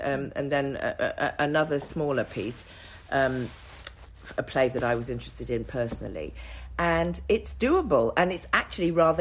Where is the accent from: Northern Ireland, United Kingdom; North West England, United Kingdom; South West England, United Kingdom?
South West England, United Kingdom; the Cotswolds; I'm a young black girl growing up in the Cotswolds in the 70s